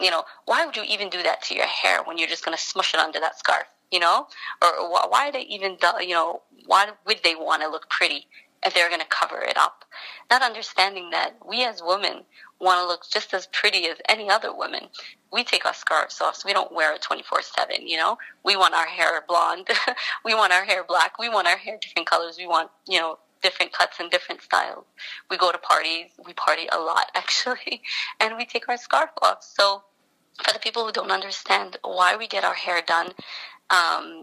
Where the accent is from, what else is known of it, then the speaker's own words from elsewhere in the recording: New York City, New York, United States; I was born and raised in Brooklyn